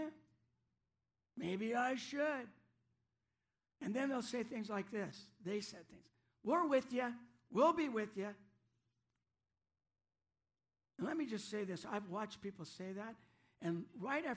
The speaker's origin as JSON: {"language": "English", "town": "Aberdeen", "region": "Washington", "country": "United States", "tie": "born or raised there", "also_born_or_lived": "Central Park, Washington", "said": "we came from Aberdeen, but not just any place in Aberdeen. We came from South Aberdeen on Boone Street. That was my parents' first house"}